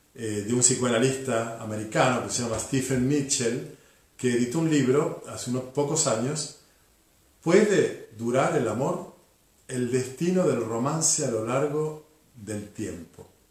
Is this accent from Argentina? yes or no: yes; Argentina; somos todos argentinos y vivimos en el mismo territorio